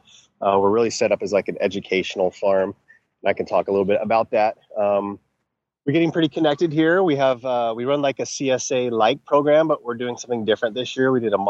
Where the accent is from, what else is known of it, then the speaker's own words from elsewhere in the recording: Texas, United States; also born or lived in Colorado / Florida / Vancouver, Canada; I grew up in Texas. I lived in Colorado for 8 years. I've lived in Florida 3 different times. I lived in Vancouver, BC for 3 years.